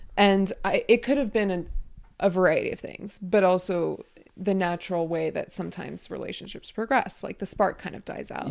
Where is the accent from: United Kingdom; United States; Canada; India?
United States; I'm American